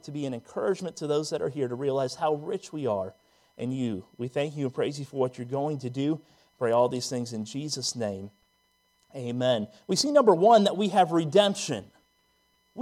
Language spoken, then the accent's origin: English; Northern Virginia, United States; now in Kingsport, United States; When I grew up in Northern Virginia